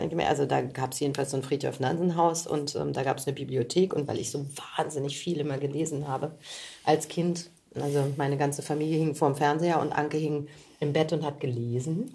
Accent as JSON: {"language": "German", "town": "Göttingen", "region": "Lower Saxony", "country": "Germany", "moved": "yes", "lives_now": "Berlin, Germany", "said": "ich komme ja aus Göttingen, eine ja. Studentenstadt"}